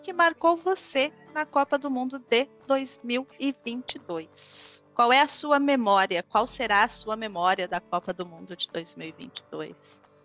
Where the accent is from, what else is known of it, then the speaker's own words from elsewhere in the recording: Brazil; como brasileira